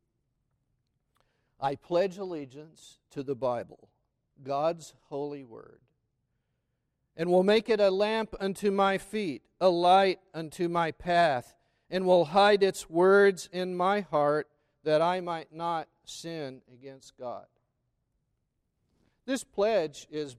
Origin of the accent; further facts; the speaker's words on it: McAlester, Oklahoma, United States; growing up in McAlester, Oklahoma